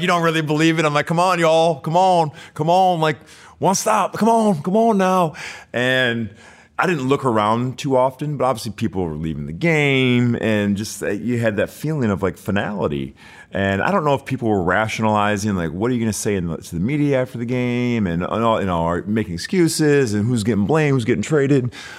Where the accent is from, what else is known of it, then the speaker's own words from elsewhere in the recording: Birmingham, Michigan, United States; moved away; also born or lived in Detroit, Michigan; I grew up in Birmingham, Michigan